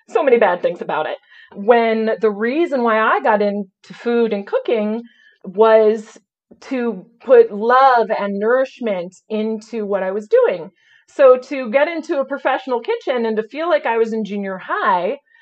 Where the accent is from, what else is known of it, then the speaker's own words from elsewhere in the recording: Illinois, United States; near where I grew up in Illinois